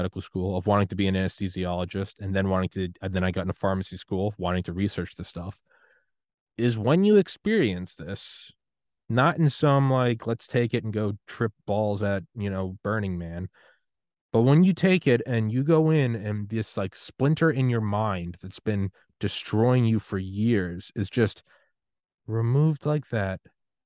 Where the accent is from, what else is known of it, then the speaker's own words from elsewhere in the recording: New England, United States; moved away; also born or lived in Georgia / Maryland / Miami; I'm from New England